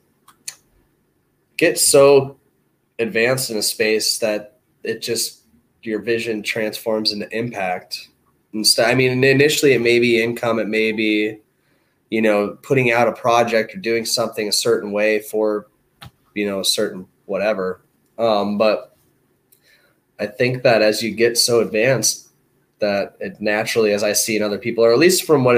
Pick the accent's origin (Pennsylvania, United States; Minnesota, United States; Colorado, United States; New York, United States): Minnesota, United States; now in Venice Beach, United States; I'm from Minnesota